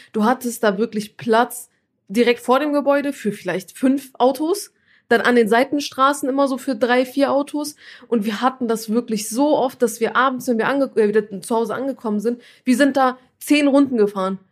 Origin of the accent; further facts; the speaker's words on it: Turkey; ich bin ja Türkin